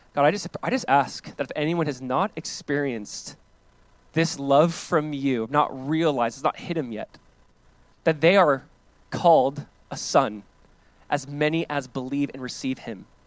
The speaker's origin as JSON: {"language": "English", "region": "Southern California", "country": "United States", "tie": "born or raised there", "said": "growing up in Southern California"}